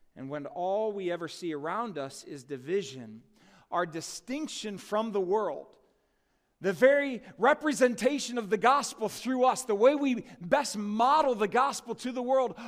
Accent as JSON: {"language": "English", "country": "United States", "said": "my citizenship as an American citizen."}